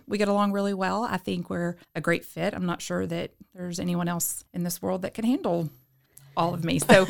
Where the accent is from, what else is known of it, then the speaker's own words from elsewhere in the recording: Mart, Texas, United States; now in China Spring, United States; So I grew up in Mart, went there to school my whole life, graduated from there in 96.